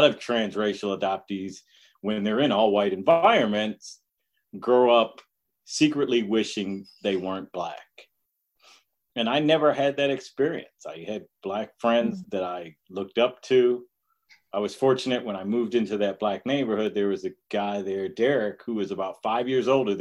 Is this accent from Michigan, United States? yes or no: yes; Detroit, Michigan, United States; I grew up in Detroit